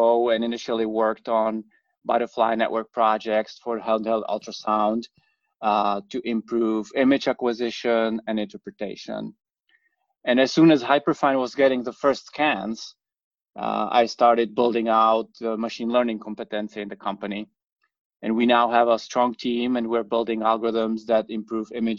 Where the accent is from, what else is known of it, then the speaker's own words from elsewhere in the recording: Czechia; moved away as an adult; also born or lived in Princeton, New Jersey; now in New York, United States; I grew up in the Czech Republic and came to US for the grad school.